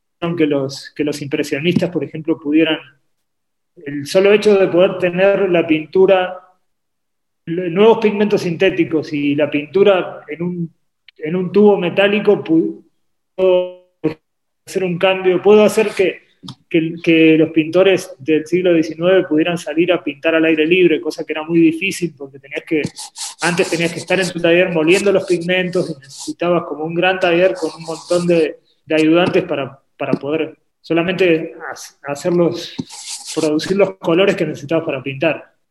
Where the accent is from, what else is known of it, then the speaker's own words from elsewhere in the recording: Argentina; also born or lived in Uruguay; Yo nací en Uruguay, me crié en Argentina